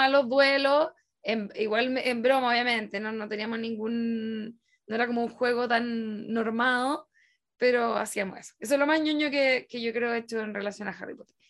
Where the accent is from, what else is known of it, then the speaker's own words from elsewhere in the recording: Rancagua, O'Higgins, Chile; estar en, en Rancagua, en Rancagua y en un colegio como bastante zorrón